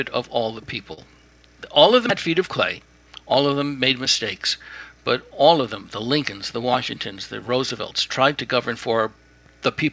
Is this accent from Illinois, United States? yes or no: no; Newark, New Jersey, United States; growing up in New Jersey